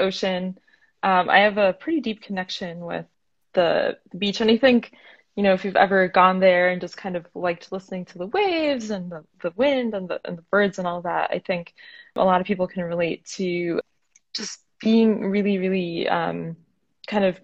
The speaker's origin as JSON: {"language": "English", "region": "Florida", "country": "United States", "also_born_or_lived": "Northeast United States", "moved": "yes", "lives_now": "Portland, United States", "said": "I'm originally from Florida"}